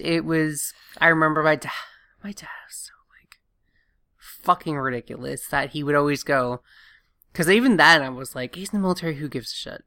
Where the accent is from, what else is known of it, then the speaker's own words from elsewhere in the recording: the South, United States; growing up in the South